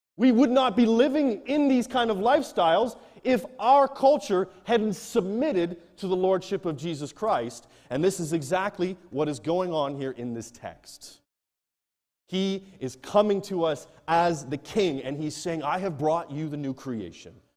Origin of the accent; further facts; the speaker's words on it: Canada; moved away as an adult; now in Nigeria; I head back to my home country, Canada